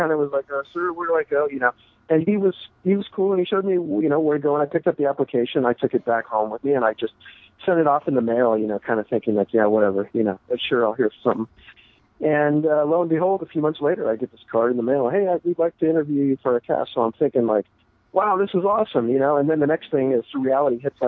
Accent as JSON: {"language": "English", "region": "Northern California", "country": "United States", "tie": "born or raised there", "moved": "as an adult", "said": "I was from Northern California. That's where I grew up, and so it was I wasn't a local"}